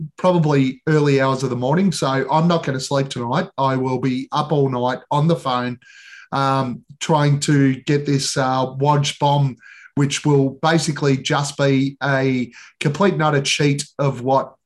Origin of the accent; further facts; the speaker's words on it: Australia; we're Australian